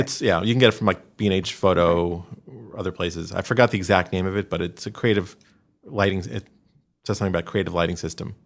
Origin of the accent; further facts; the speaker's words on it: New York, United States; growing up in New York